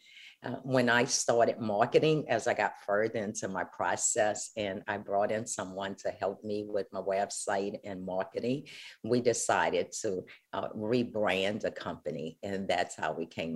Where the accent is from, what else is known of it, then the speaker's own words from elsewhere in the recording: New Orleans, Louisiana, United States; I am from New Orleans